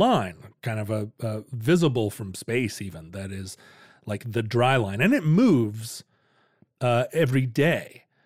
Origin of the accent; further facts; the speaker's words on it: Anchorage, Alaska, United States; now in Seattle, United States; growing up in Anchorage